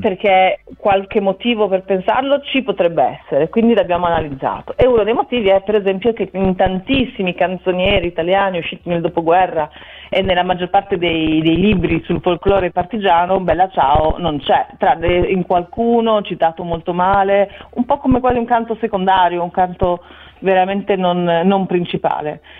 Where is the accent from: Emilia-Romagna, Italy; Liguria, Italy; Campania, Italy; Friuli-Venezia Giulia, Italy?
Emilia-Romagna, Italy; Bologna; io sono nata a Bologna e sono dell'Emilia Romagna